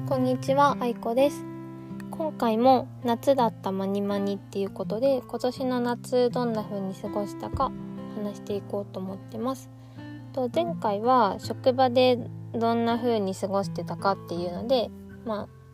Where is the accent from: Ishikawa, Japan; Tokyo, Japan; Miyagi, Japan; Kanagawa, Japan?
Ishikawa, Japan; moved away; 私の実家は石川県の、うん、割と山の方にあるんですけど